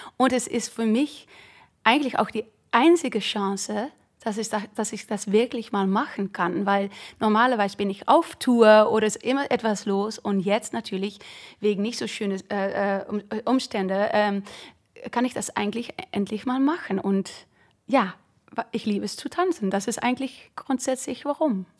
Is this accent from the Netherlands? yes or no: yes; eastern Netherlands, Netherlands; German is a second language; moved away; in meiner Heimat war das so, ich glaube auch im Süden Hollands, Amsterdam weiß ich nicht genau, aber in, im Osten so, neben die deutsche Grenze